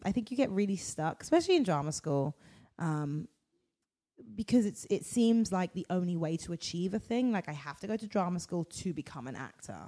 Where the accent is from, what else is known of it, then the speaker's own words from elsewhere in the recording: London, United Kingdom; moved away as an adult; now in United States; I'm from London. My family are from the Caribbean, um, yeah. but I am originally. I was born in London.